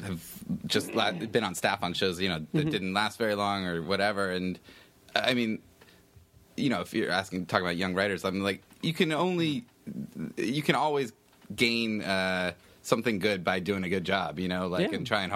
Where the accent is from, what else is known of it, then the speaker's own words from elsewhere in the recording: Altoona, Pennsylvania, United States; I grew up in Altoona, Pennsylvania.